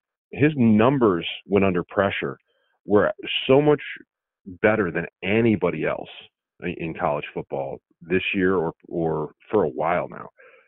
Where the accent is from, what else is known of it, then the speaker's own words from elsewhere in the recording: New England, United States; I grew up in New England